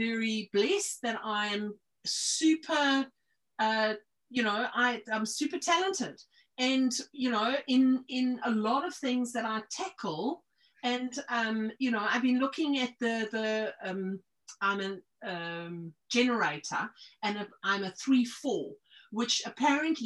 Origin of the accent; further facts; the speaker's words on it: South Africa; now in New Zealand; I was born in South Africa.